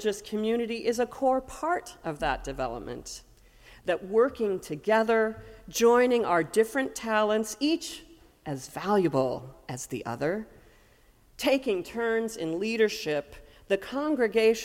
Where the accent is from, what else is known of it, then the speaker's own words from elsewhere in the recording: Ames, Iowa, United States; when I was a kid growing up in the Unitarian Universalist Fellowship of Ames, Iowa